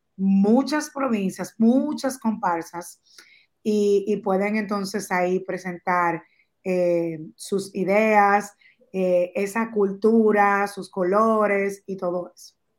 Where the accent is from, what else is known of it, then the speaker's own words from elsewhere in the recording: Dominican Republic; como dominicanos que somos todos